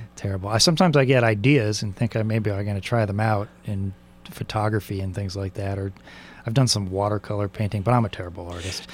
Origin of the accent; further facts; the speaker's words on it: San Diego, California, United States; I grew up in San Diego